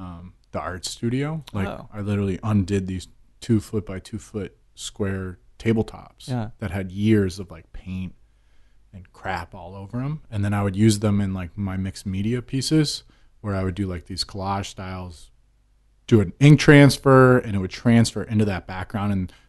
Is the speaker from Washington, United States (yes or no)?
no; Denver, Colorado, United States; I'm from Denver.